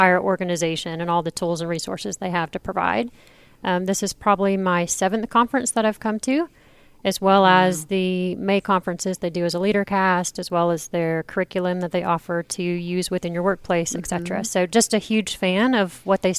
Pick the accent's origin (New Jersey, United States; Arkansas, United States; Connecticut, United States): Arkansas, United States; I'm originally from Arkansas